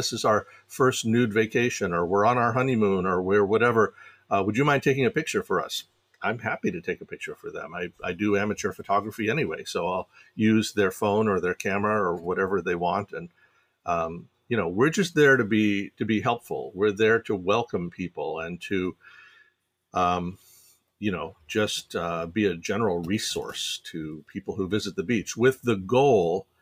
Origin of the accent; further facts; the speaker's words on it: Fairfax County, Virginia, United States; I grew up in Fairfax County, Virginia